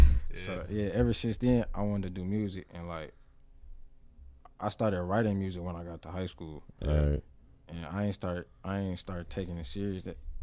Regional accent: Detroit, Michigan, United States; now in Belleville, United States; I'm from Detroit.

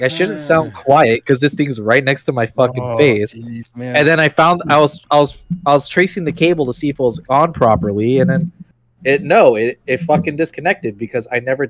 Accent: Southern California, United States; I am a native California, born and raised in Southern California, nowhere the fuck near San Francisco. I live

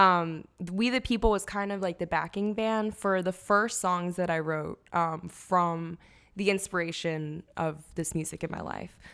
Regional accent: Lansdale, Pennsylvania, United States; also born or lived in Chicago; I grew up in Lansdale

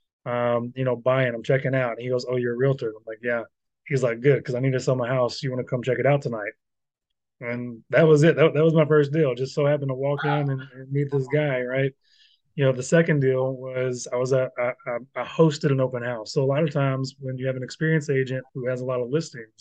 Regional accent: Louisville, Kentucky, United States; I'm from Louisville

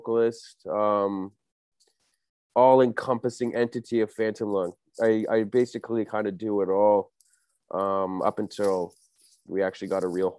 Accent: Toronto, Ontario, Canada; I'm from Etobicoke here in Toronto, a little suburb

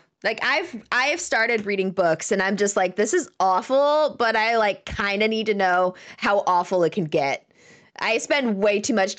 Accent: Washington, United States; I grew up in Washington State.

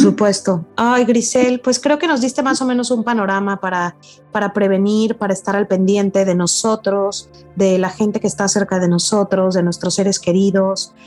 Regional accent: Mexico; nos afecta mucho como, como mexicanos

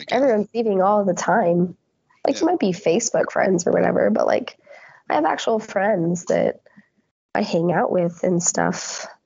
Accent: Netherlands; growing up in the Netherlands

